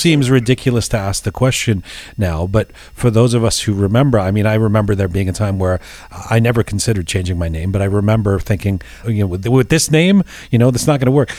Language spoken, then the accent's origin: English; Canada